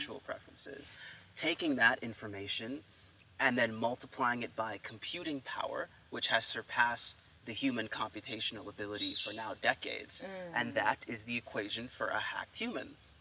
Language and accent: English; United States; me being American